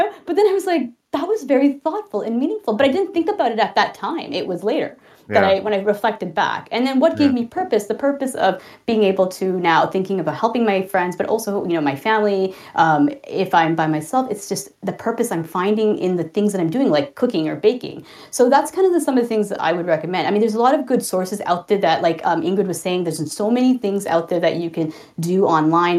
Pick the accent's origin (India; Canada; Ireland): Canada; Toronto, Ontario; I'm from Toronto, Canada